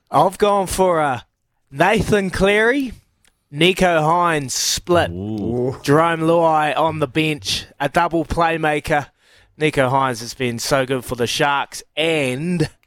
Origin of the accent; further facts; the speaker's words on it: Queensland, Australia; I'm a Queenslander